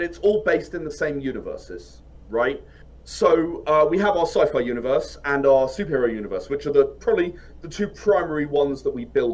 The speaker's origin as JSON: {"language": "English", "country": "United Kingdom", "said": "I'm British"}